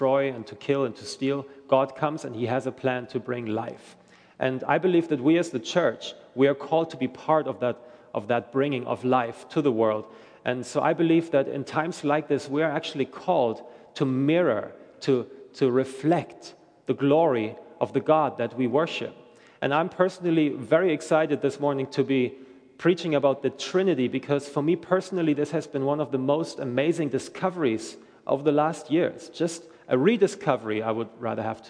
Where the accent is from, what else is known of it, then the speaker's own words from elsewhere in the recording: Germany; moved away as an adult; I'm originally from Germany